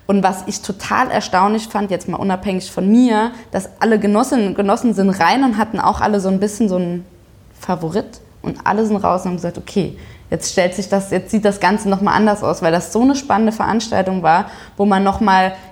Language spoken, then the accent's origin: German; Saarbrücken, Saarland, Germany; dass die erste Regionalkonferenz in Saarbrücken war, also in meiner, meiner Heimatstadt.